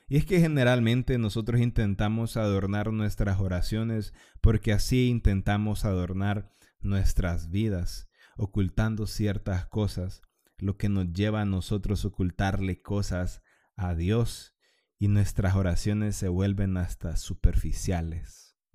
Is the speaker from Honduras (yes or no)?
yes; Honduras; para los que fueron católicos porque somos hondureños, porque sí, eh, a la mayoría de los hondureños nos llevan a misa de pequeños